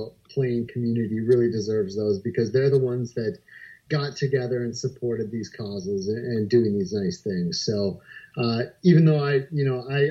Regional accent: Ely, Minnesota, United States; now in Eagan, United States; I originally grew up in Ely, Minnesota, which is very, very close to the Canadian-Minnesota border up there

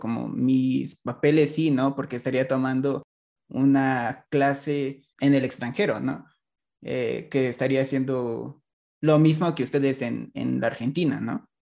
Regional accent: Mexico; yo siendo mexicano

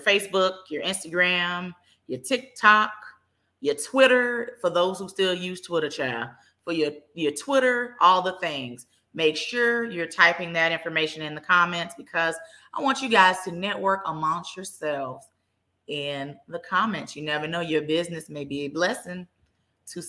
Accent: Dallas, Texas, United States; I am born and raised in Dallas

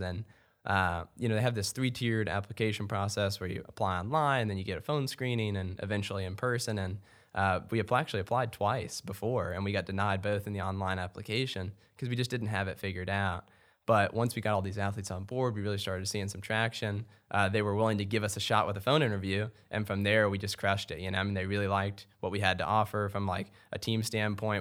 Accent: Louisville, Kentucky, United States; also born or lived in Lexington, Kentucky; I'm actually, uh, born and raised in Louisville, so I'm a, I'm a homeboy

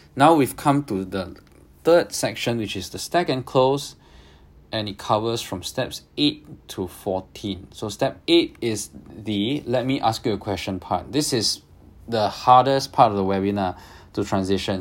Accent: Singapore; I'm Singaporean

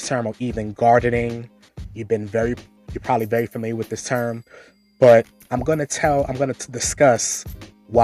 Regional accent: New York City, New York, United States; moved away; I'm originally from Brooklyn, New York. I grew up in Marlboro Projects, Brooklyn, New York

